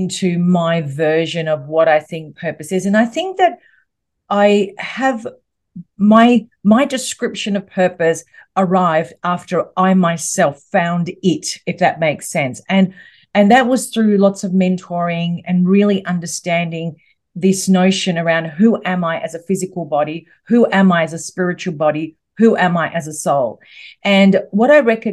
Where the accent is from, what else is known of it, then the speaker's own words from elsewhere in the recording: Melbourne, Victoria, Australia; I'm from Melbourne in Australia.